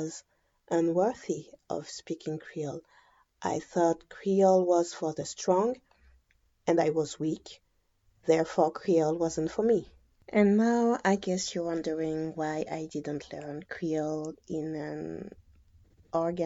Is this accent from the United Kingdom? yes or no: no; Guadeloupe; moved away; also born or lived in France; I was born and raised in Guadeloupe